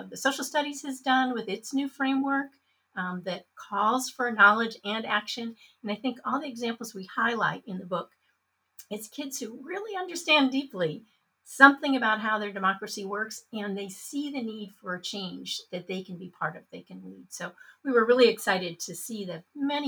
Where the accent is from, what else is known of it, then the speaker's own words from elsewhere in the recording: Portland, Oregon, United States; my hometown in Portland, Oregon